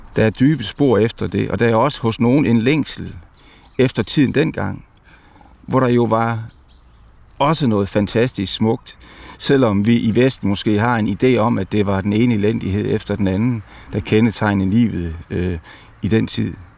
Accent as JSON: {"language": "Danish", "country": "Denmark", "said": "vores bevidsthed som danskere"}